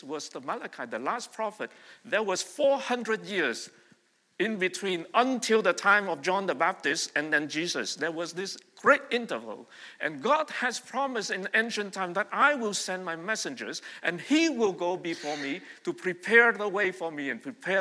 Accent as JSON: {"language": "English", "country": "Vietnam", "tie": "born or raised there", "moved": "yes", "lives_now": "Montreal, Canada", "said": "I was born and raised in Vietnam"}